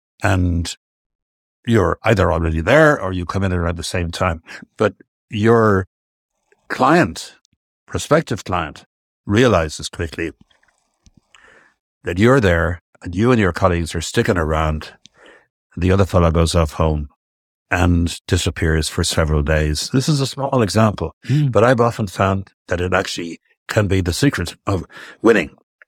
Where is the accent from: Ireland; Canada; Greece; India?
Ireland; we, I'm speaking of Irish business guys and girls